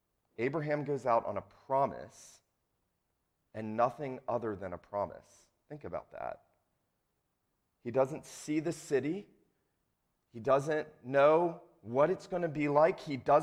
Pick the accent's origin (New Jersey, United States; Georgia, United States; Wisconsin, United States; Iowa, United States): Georgia, United States; St. Simons Island; also born or lived in Asheville; I grew up on St. Simon's Island, Georgia, lived in Asheville, North Carolina.